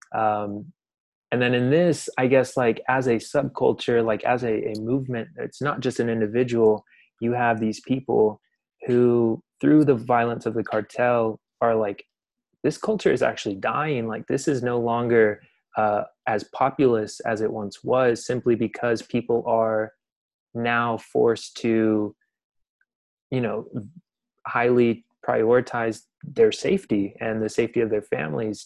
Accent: Dallas, Texas, United States; now in Austin, United States; I grew up in Dallas

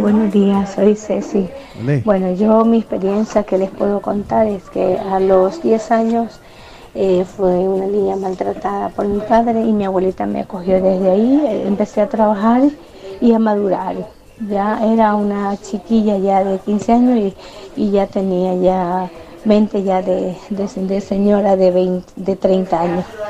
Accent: Guayaquil, Guayas, Ecuador; moved away; no tuve adolescencia, no tuve niñez, pero eso fue trabajar y estudiar en mi país, en Guayaquil

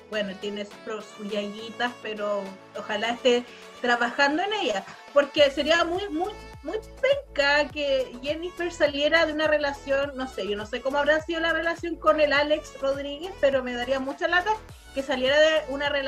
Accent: Concepción, Biobío, Chile; Conce es bonito también. Yo pasé toda mi infancia en Conce.

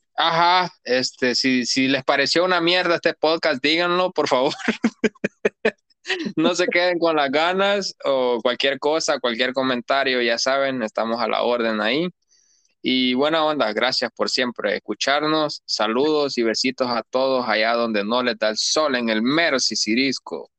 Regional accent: El Salvador; now in Australia; yo soy salvadoreño

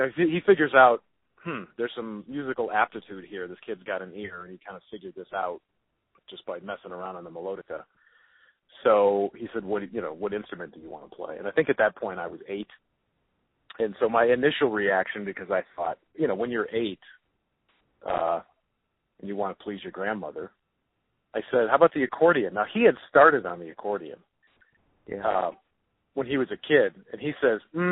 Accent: Detroit, Michigan, United States; born or raised there

